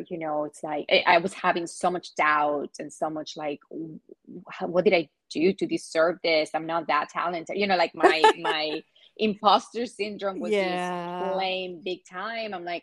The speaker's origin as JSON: {"language": "English", "country": "Venezuela", "tie": "born or raised there", "also_born_or_lived": "Orlando, Florida / New York City", "moved": "yes", "lives_now": "Los Angeles, United States", "said": "growing up in Venezuela"}